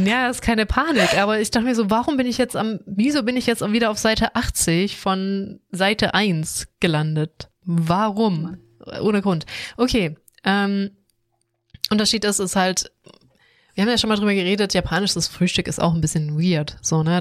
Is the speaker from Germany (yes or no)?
yes; Swabia, Germany; ich komme aus Schwabenland